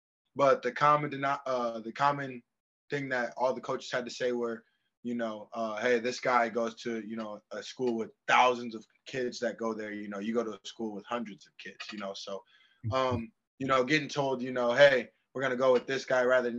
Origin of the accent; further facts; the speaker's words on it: Dowagiac, Michigan, United States; I was born and raised in Dowagiac, Michigan, you know. So, coming from a small town that not many people know about